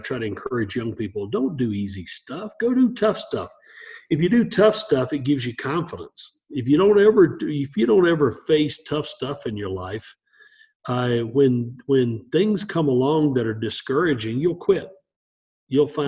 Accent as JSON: {"language": "English", "area": "Appalachia", "region": "Northeast Georgia", "country": "United States", "tie": "born or raised there", "said": "I grew up in Appalachia, in Northeast Georgia."}